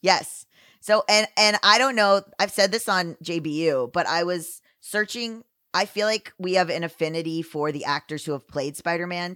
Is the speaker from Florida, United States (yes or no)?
yes; Florida, United States; moved away; this place where I grew up in Florida